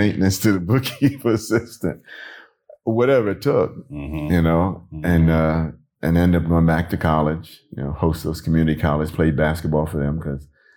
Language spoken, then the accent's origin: English; New York, United States; I grew up in New York.